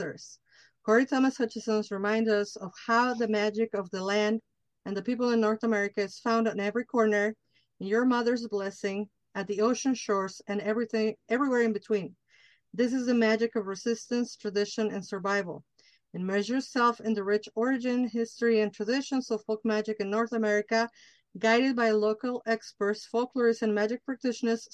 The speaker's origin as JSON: {"language": "English", "region": "Mexico City", "country": "Mexico", "said": "I'm from Mexico City"}